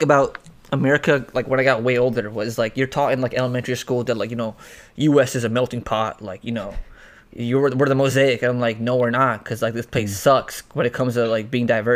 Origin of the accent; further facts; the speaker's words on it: Canada; moved away; also born or lived in London, England / Toronto / Connecticut; I was born in London, England. Raised in Canada